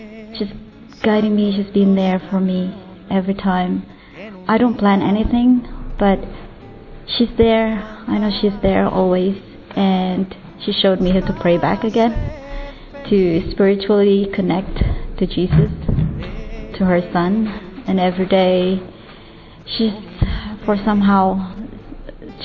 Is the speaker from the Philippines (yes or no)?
yes; Philippines; I'm from the Philippines.